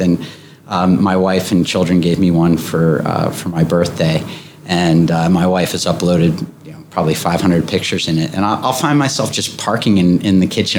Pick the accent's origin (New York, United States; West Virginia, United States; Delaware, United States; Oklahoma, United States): Delaware, United States; Wilmington; I was born and raised here. Uh, I grew up on Rodney Street in, in downtown Wilmington